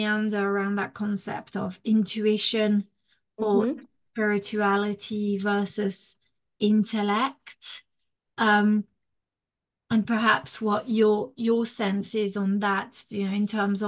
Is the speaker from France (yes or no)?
yes; France; English is a second language; moved away; I grew up in France.